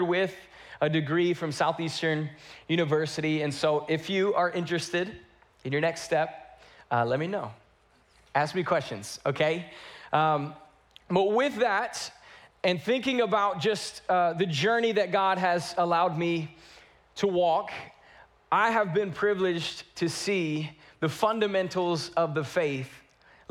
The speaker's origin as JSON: {"language": "English", "region": "North Carolina", "country": "United States", "tie": "born or raised there", "moved": "yes", "lives_now": "Houston, United States", "said": "I grew up in North Carolina."}